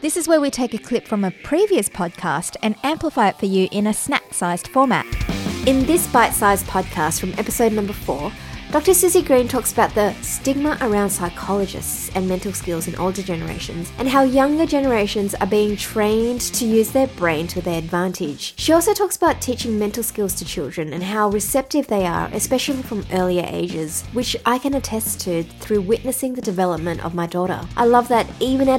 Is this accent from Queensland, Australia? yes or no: no; Sydney, New South Wales, Australia